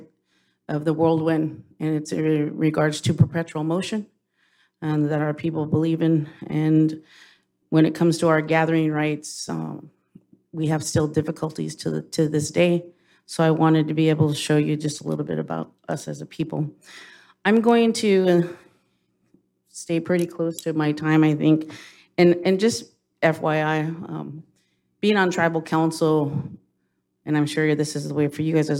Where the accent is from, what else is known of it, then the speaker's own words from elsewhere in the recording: United States; I'm from Palma. So I'm born and raised on, well, wasn't born on a reservation down the road, but pretty much raised all my life on my reservation.